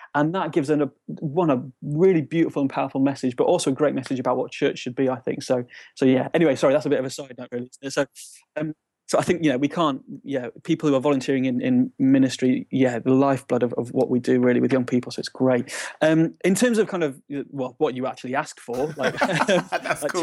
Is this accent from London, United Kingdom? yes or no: no; Shrewsbury, West Midlands, United Kingdom; moved away as an adult; also born or lived in Nuneaton; now in Bristol, United Kingdom; I grew up in Shrewsbury